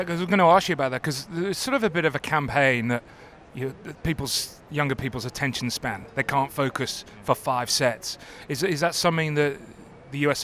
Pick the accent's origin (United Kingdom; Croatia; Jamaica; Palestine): United Kingdom; being British